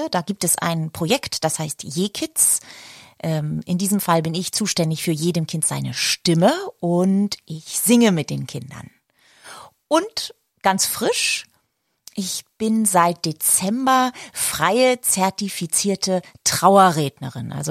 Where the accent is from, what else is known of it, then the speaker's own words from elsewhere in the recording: Glücksburg, Schleswig-Holstein, Germany; now in Düsseldorf, Germany; Ich lebe in Düsseldorf am schönen Rhein. Äh, ich komme eigentlich aus Norddeutschland, von der Ostsee, aus einem ganz wunderschönen Ort, der Glücksburg heißt.